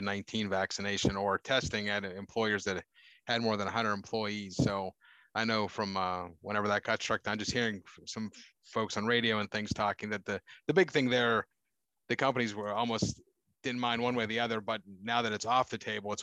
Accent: Pittsburgh, Pennsylvania, United States; me growing up in the Pittsburgh area

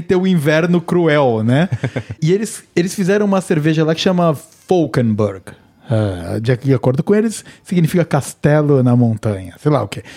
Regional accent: Cunha, São Paulo, Brazil; minha terra natal, eu sou de Cunha

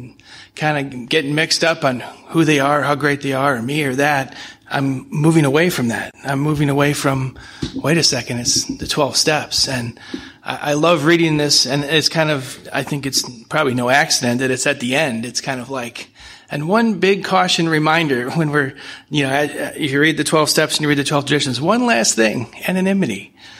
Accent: St. Louis, Missouri, United States; From St. Louis.

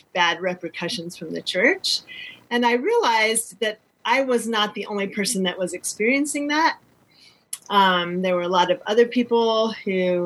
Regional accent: North Carolina, United States; I was born in North Carolina

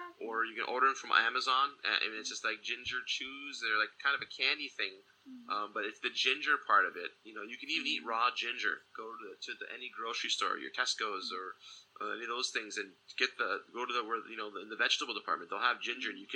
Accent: Michigan, United States; moved away; back where I grew up in Michigan

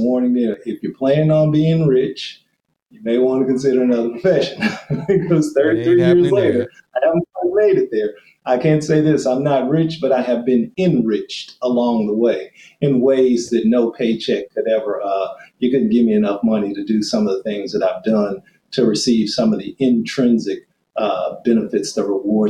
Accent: Fort Worth, Texas, United States; moved away; I grew up in a small Black community there on the west side of Fort Worth, Texas

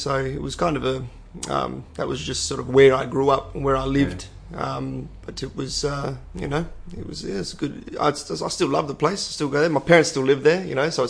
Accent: Perth, Western Australia, Australia; Ballajura is always, it was always seen as, you know, a bit of a ghetto.

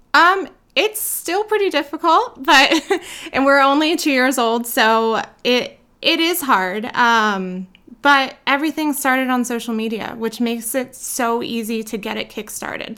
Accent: New Jersey, United States; moved away as an adult; now in Idaho, United States; I am from South Jersey, where I grew up. Um, I recently moved to Idaho three years ago

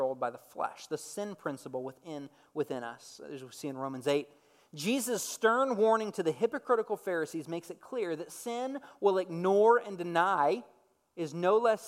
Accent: Dallas-Fort Worth area, Texas, United States; I grew up in the Dallas-Fort Worth area, but I'm not originally from the Dallas-Fort Worth area

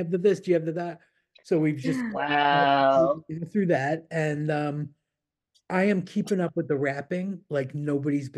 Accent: Buffalo, New York, United States; moved away; I grew up in Buffalo

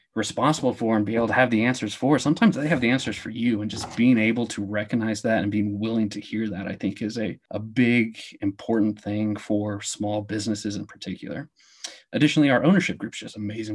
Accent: Kansas City, Missouri, United States; I grew up in the Kansas City area

